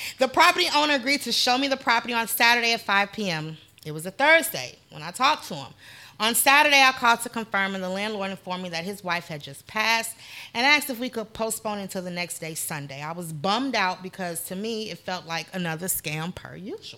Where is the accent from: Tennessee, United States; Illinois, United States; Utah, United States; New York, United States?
Illinois, United States; Chicago; moved away; I am from Chicago